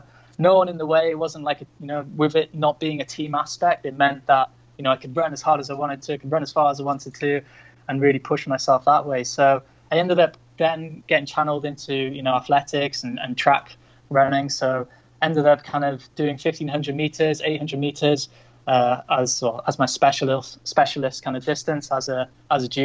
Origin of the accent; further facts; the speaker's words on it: North Wales, United Kingdom; moved away as an adult; also born or lived in Chiang Mai, Thailand; I'm originally from North Wales in the UK.